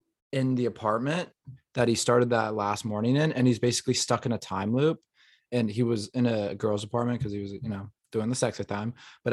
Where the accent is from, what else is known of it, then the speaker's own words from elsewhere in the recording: Kazakhstan; Mr. Worldwide. I am from Kazakhstan.